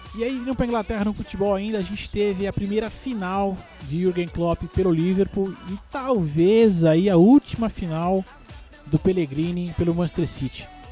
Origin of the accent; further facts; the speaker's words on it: Brazil; Eu sou brasileiro